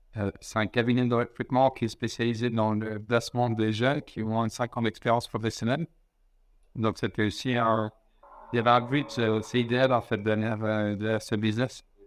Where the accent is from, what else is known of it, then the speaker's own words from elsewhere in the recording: Lausanne, Vaud, Switzerland; je suis né en Suisse, à Lausanne, il y a 36 ans